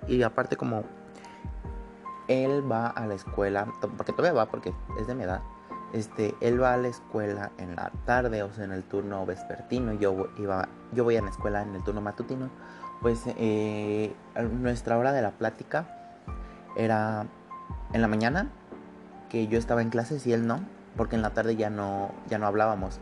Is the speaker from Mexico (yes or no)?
yes; State of Mexico, Mexico; soy del Estado de México pegado a la ciudad